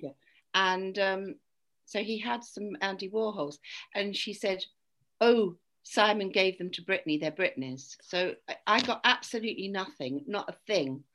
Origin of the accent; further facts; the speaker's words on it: United Kingdom; I'm British.